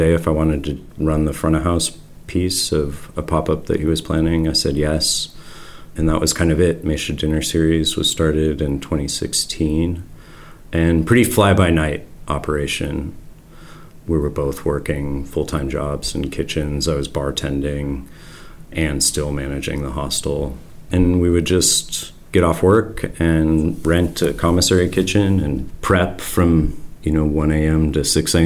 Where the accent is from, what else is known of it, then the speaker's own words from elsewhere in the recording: Seattle, Washington, United States; now in Orcas Island, United States; I grew up in Seattle.